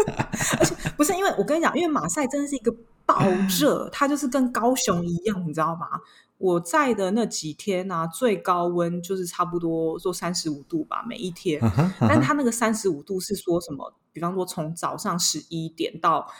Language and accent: Chinese; France; 然后他们要么就是来我们。左就是他们的左边邻居，就是我们法国这边度假